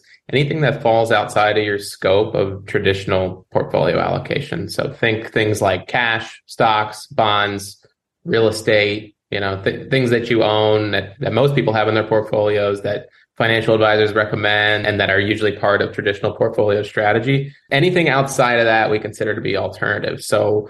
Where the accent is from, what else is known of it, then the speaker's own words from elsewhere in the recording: New Jersey, United States; moved away as an adult; now in South Florida, United States; I'm from the Northeast originally, pretty close to where you guys are at, but in New Jersey